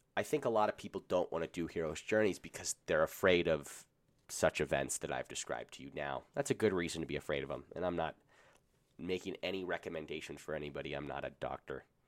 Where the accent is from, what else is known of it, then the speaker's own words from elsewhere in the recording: Colorado, United States; I'm from Colorado